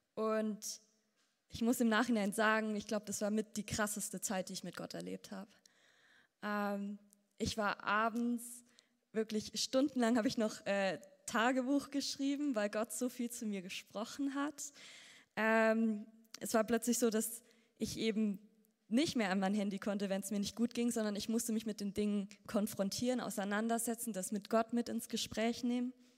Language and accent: German; Ansbach, Bavaria, Germany; aufgewachsen in Ansbach